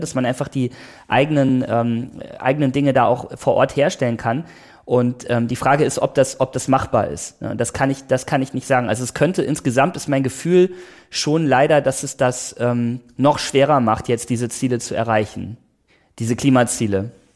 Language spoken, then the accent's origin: German; Oberbergischer Kreis, North Rhine-Westphalia, Germany; now in Potsdam, Germany; Das ist auch die Region, wo ich herkomme, im Oberbergischen äh, Kreis, im, im Nordrhein-Westfalen